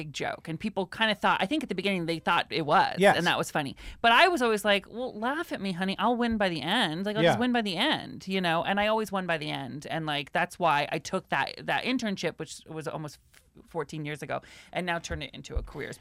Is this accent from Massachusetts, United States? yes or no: no; Mount Vernon, Washington, United States; moved away; I remember growing up with Tater Tot when we grew up in Mount Vernon, Washington